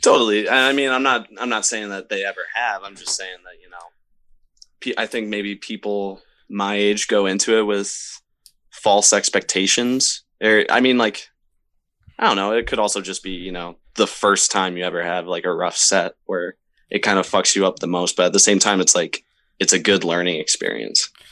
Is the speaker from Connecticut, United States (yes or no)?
no; Syracuse, New York, United States; for a while in Syracuse, there wasn't really a whole lot going on